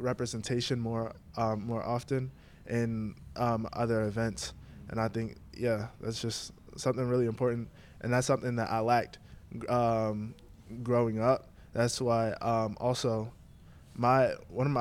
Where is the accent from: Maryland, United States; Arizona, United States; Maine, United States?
Maryland, United States; Baltimore; I'm from Baltimore